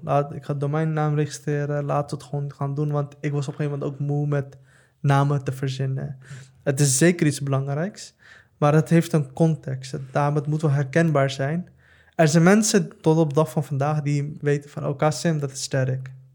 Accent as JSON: {"language": "Dutch", "town": "The Hague", "region": "South Holland", "country": "Netherlands", "tie": "born or raised there", "said": "ik kom uit Den Haag, ik kom uit Schilderswijk"}